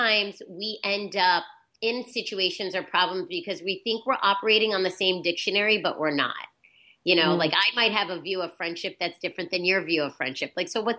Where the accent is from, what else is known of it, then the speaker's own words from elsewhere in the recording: Virginia, United States; now in New York, United States; I'm from Virginia and I came to New York